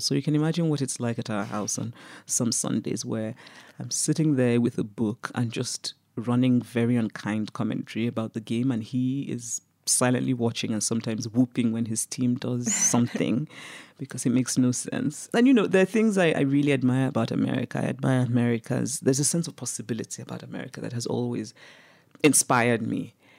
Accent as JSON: {"language": "English", "country": "Nigeria", "tie": "born or raised there", "also_born_or_lived": "United States", "moved": "as an adult", "said": "I grew up in Nigeria, I was under military dictatorships"}